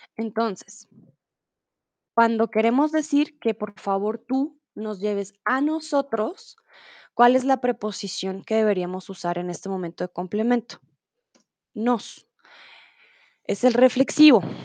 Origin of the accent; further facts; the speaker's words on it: Colombia; soy de Colombia